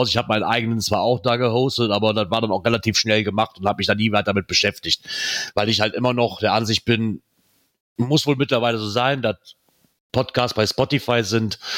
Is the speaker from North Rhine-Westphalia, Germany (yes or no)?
yes; Aachen, North Rhine-Westphalia, Germany; Ähm, die stehen ja doch ein bisschen besser da wie ich als Aachener